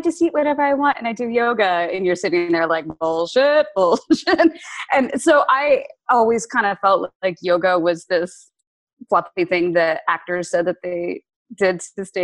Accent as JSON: {"language": "English", "town": "Lawrence", "region": "Kansas", "country": "United States", "tie": "born or raised there", "also_born_or_lived": "Princeton, New Jersey / Virginia", "moved": "yes", "said": "I grew up in Kansas, in Lawrence, Kansas, because my dad was the chancellor at KU"}